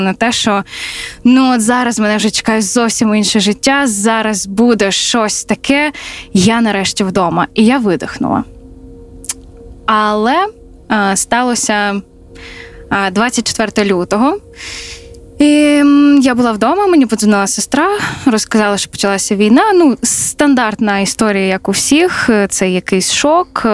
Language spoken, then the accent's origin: Ukrainian; Zaporizhzhia, Zaporizhzhia Oblast, Ukraine; moved away as an adult; also born or lived in Lviv; я з Запоріжжя